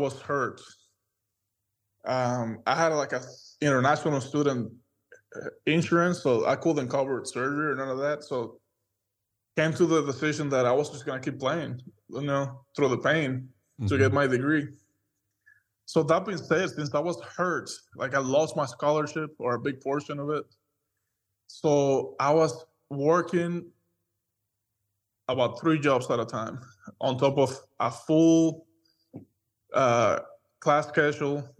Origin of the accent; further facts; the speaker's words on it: Dominican Republic; moved away as an adult; now in Oklahoma, United States; born and raised in the Dominican Republic, you know, an island in the Caribbean